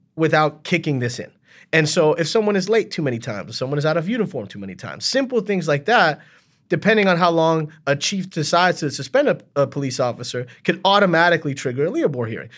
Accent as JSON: {"language": "English", "town": "Miami", "region": "Florida", "country": "United States", "tie": "born or raised there", "moved": "yes", "lives_now": "Central Falls, United States", "said": "I grew up in Miami formatively"}